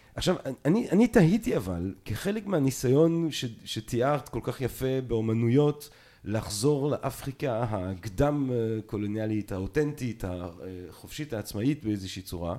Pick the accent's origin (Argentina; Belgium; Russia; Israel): Belgium; אני נולדתי בבלגיה